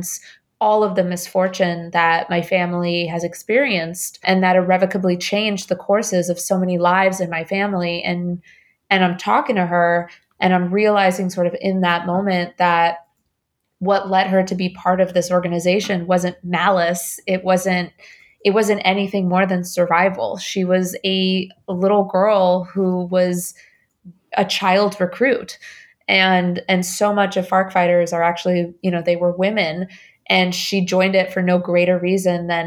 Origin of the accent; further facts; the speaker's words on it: Bogotá, Colombia; moved away; also born or lived in Indiana / New York; I was born in Bogota. My family left the country after a bomb went off about a block away from our apartment in Bogota.